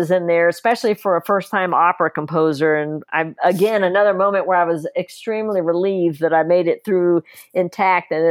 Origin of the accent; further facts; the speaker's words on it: the South, United States; Gene wrote it and then I southernized it because I grew up in the South